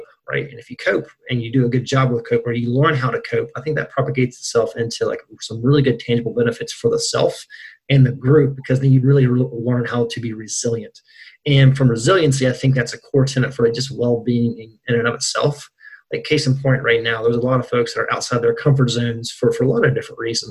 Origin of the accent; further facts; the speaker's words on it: Burnsville, West Virginia, United States; also born or lived in Morgantown, West Virginia; I'm from West Virginia. I guess I'm a townie now, too. I've been in Morgantown since 2005, from center part of the state. So as deep in the West Virginia as you can get, Braxton County, Burnsville area.